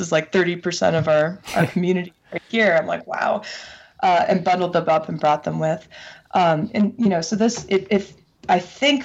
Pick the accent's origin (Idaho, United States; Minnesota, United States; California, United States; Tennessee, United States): Minnesota, United States; Minneapolis; we're from Minneapolis